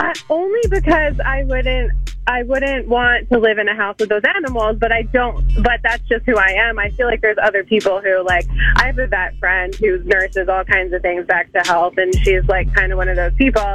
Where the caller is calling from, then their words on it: Drexel Hill, Pennsylvania, United States; I'm calling from Drexel Hill.